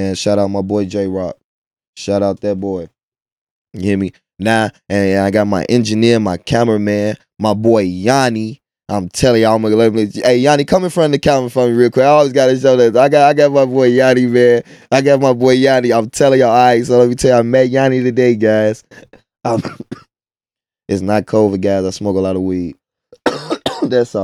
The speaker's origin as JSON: {"language": "English", "town": "Chicago", "region": "Illinois", "country": "United States", "also_born_or_lived": "Midlothian, Illinois", "said": "I'm from Inglewood."}